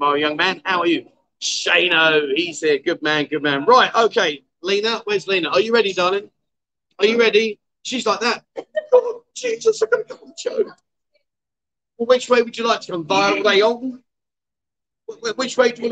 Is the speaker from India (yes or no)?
no; London, United Kingdom; now in Pattaya, Thailand; I came from London